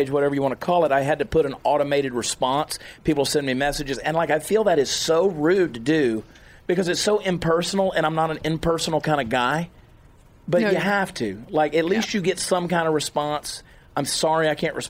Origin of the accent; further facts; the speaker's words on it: Augusta, Georgia, United States; moved away; my hometown, Augusta, Georgia.